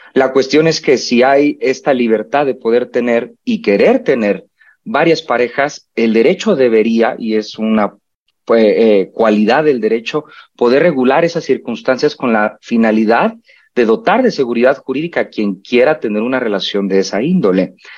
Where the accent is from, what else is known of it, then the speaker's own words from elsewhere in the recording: Mexico; nuestra idiosincrasia como mexicanos y mexicanas